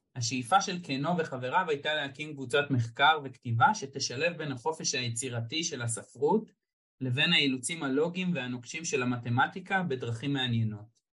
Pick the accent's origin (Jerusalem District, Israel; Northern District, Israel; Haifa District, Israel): Jerusalem District, Israel; Jerusalem; אני ירושלמי